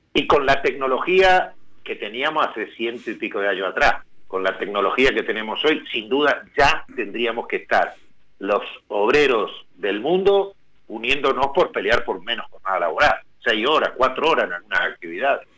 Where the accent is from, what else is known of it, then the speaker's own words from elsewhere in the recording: Plottier, Neuquén, Argentina; yo soy neuquino, nacido en una hermosa localidad que es Plotier